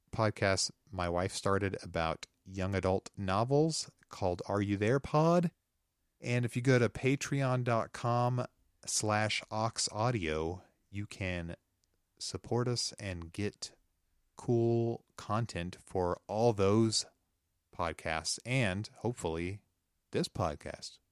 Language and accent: English; the Ozarks, United States; growing up in the Ozarks, uh, I, I'm going to silver dollar city all the time as a kid.